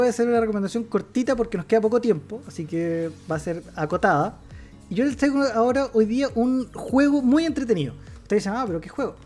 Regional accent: Chile; Como chileno

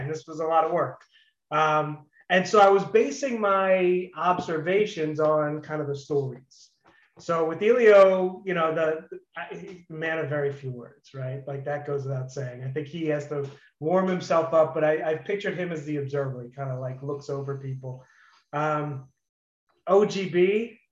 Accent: Philadelphia, Pennsylvania, United States; also born or lived in Israel; came here when I was a year old, moved to Philly, and have been in Philly 45 years

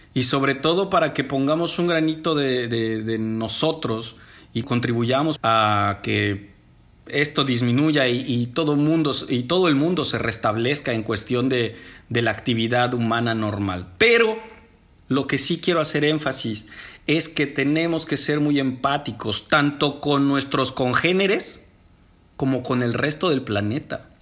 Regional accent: Mexico; desde mi México lindo y querido

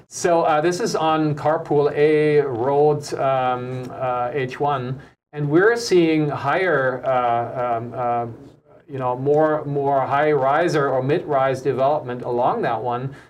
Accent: Germany; also born or lived in United States; now in Honolulu, United States; my home country

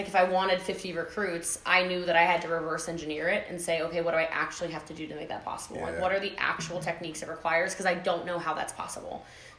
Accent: Texas, United States; I was like, yeah, I'm from Texas, you're from Texas, whatever.

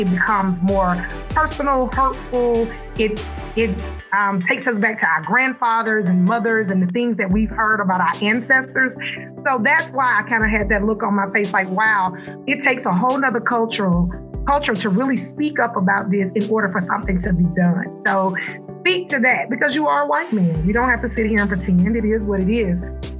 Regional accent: Macon, Georgia, United States; we grew up in the South. We're both from Macon, Georgia. That's our hometown.

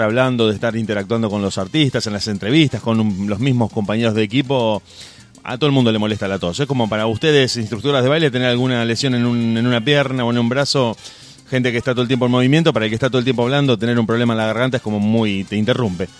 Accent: Argentina; siendo argentino

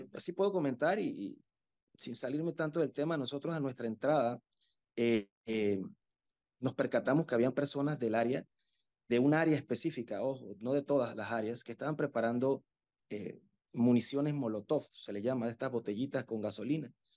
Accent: Panama; las personas que trabajamos, que igual somos panameños

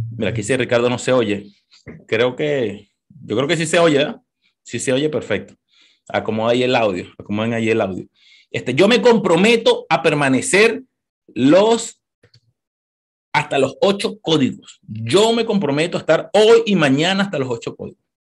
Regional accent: Caracas, Capital District, Venezuela; moved away as an adult; also born or lived in Maracay, Venezuela / New York, United States; now in United States; Yo nací en Caracas, vengo de Caracas, Venezuela, no sé cuántos venezolanos hay aquí, en un barrio, en Catia, Caracas

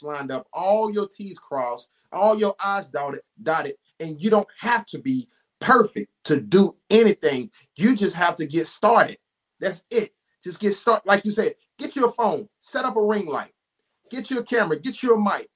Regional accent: the South, United States; also born or lived in Charlotte, North Carolina; I'm from the South

